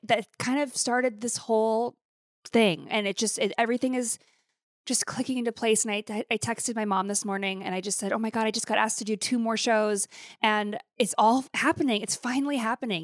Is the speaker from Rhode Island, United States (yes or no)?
no; Billings, Montana, United States; moved away; to go to Billings and to my hometown